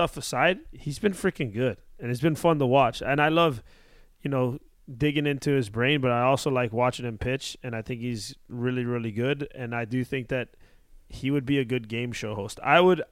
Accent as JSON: {"language": "English", "town": "Miami", "region": "Florida", "country": "United States", "tie": "born or raised there", "said": "growing up in Miami"}